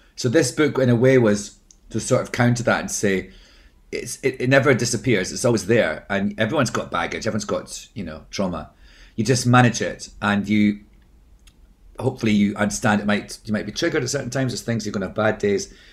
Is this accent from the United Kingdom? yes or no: yes; Scotland, United Kingdom; I'm Scottish